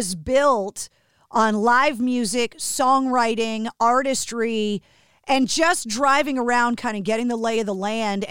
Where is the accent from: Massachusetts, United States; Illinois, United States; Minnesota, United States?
Massachusetts, United States; Boston; Growing up in Boston